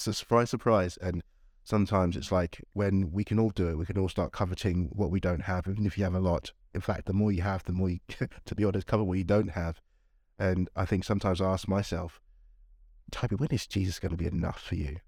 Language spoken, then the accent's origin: English; Nigeria; moved away; I was born in Nigeria